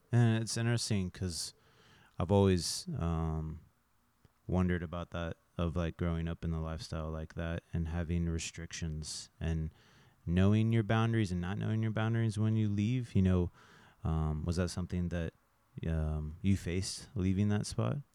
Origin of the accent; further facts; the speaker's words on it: Fort Scott, Kansas, United States; also born or lived in Manhattan, Kansas; now in Kansas City, United States; born and raised in Fort Myers, Florida